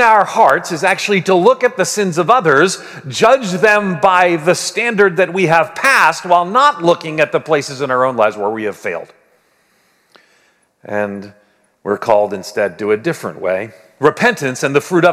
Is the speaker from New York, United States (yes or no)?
yes; Long Island, New York, United States; growing up in Long Island